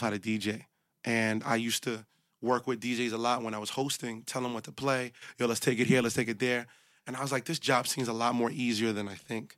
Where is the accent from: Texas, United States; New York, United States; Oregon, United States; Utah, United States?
New York, United States; New York City; I'm from the hundreds in Canarsie, Brooklyn